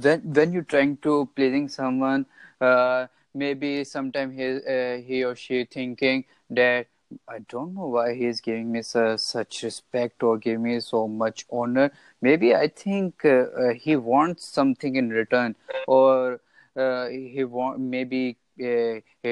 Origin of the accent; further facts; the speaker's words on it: Pakistan; I'm from Pakistan